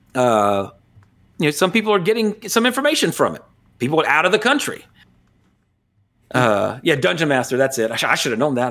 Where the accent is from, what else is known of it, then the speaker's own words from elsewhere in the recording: United States; as an American